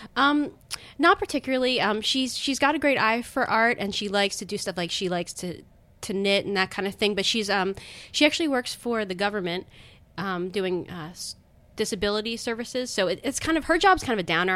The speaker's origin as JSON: {"language": "English", "town": "Owings Mills", "region": "Maryland", "country": "United States", "tie": "born or raised there", "said": "grew up in Baltimore, well, right outside of Baltimore in Baltimore County"}